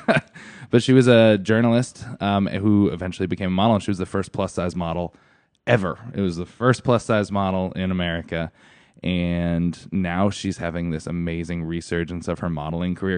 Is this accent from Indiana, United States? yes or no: no; Stratford, Connecticut, United States; I grew up in Stratford, Connecticut